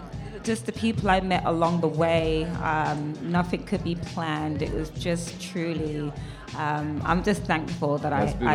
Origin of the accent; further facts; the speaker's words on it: London, United Kingdom; moved away as an adult; also born or lived in Brixton / Lewisham / Forest Hill; now in New York City, United States; Jamaican heritage. Yeah. Both parents. And I grew up in South London. Okay. Southwest and Southeast London.